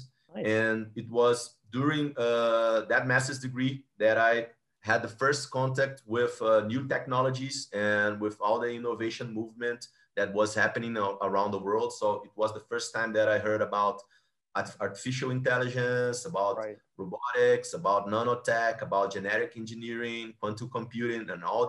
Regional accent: Rio de Janeiro, Brazil; Rio, my hometown

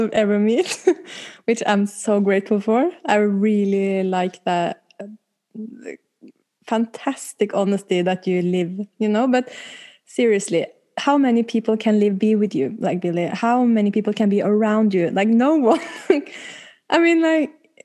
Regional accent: Oslo, Norway; I'm pretty girl from Oslo West.

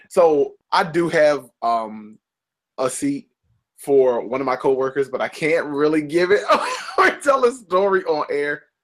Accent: United States; I was born in America.

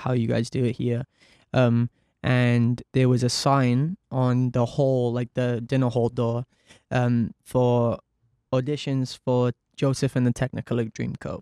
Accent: Cardiff, Wales, United Kingdom; I grew up in Cardiff, um, very normal background

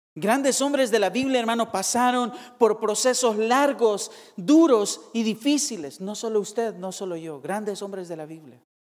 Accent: Soyapango, San Salvador, El Salvador; now in California, United States; la ciudad de Soyapango, de donde yo soy

